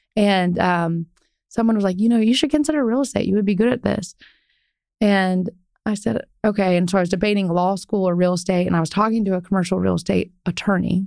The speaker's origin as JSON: {"language": "English", "region": "Ohio", "country": "United States", "tie": "born or raised there", "moved": "as an adult", "lives_now": "Dallas, United States", "said": "I grew up in Ohio"}